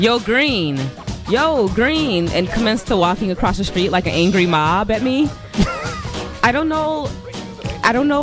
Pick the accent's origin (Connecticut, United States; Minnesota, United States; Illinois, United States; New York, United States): Illinois, United States; Chicago; I'm from Chicago